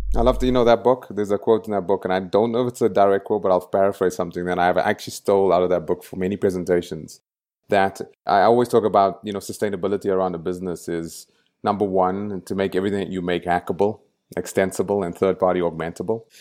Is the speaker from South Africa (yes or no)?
yes; Johannesburg, Gauteng, South Africa; moved away; I grew up in El Dorado Park. It's a very dangerous place to grow up